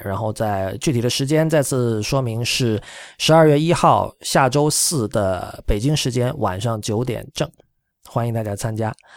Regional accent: China; 我们中国人非常熟悉的套路

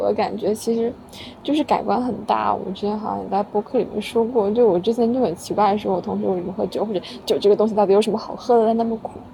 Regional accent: Guangdong, China; now in Guangzhou, China; 作为一个潮汕人，我也不爱喝茶

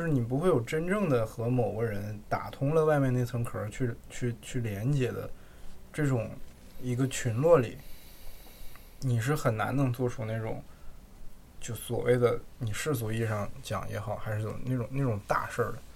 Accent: Jilin, China; now in Beijing, China; 我还是觉得是我的故乡，就吉林

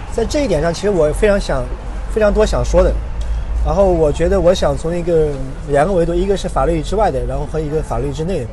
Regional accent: Sichuan, China; moved away as an adult; also born or lived in United Kingdom; now in Hong Kong; 我会说我是四川人，我是大陆人

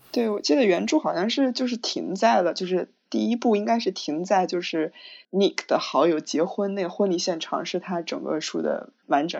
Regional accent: Shanxi, China; 我们山西人的“乐”这种感觉

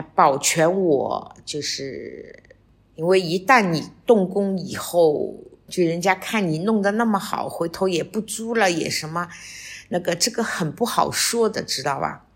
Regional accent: Shanghai, China; 我们上海人叫底梨

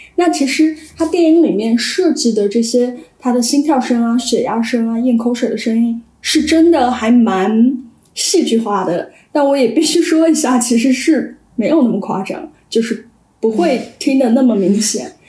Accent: Sichuan, China; 因为我是四川人

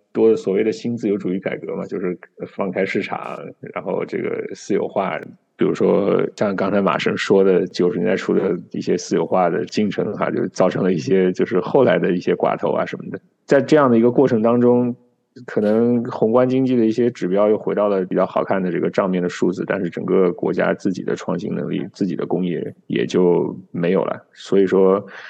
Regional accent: Jiangnan, China; moved away; 我出生在这个江南地区，白墙、青瓦

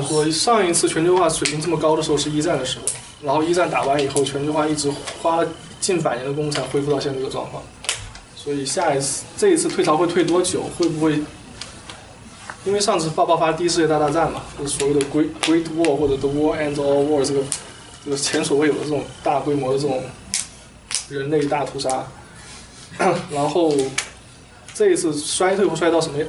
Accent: China; now in United States; 我们中国

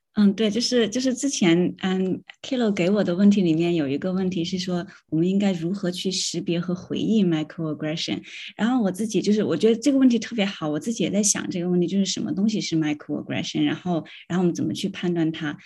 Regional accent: China; first language Chinese; moved away as an adult; 但是我从中国来的，我用中文

